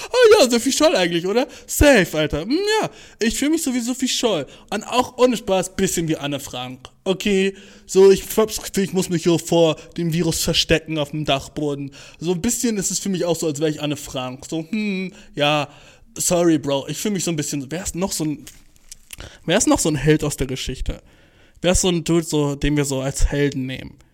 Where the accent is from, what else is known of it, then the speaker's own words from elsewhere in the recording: Turkey; ey Bruder, ich bin Türke.